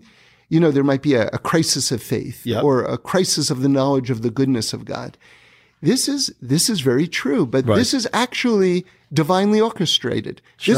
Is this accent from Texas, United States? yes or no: no; New York City, New York, United States; It started in New York. Okay. I grew up in New York City. Yeah. I went to Bronx High School of Science.